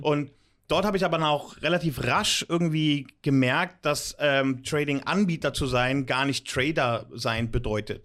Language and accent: German; Germany; moved away as an adult; now in Limassol, Cyprus; dass ich äh, aus Deutschland stamme, dass ich eine deutsche Education und Sozialisierung genossen mhm. habe